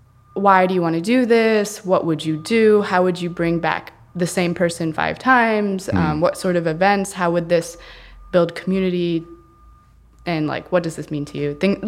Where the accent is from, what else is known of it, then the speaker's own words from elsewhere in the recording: Cincinnati, Ohio, United States; So I grew up in Cincinnati. I was born and raised in Cincinnati.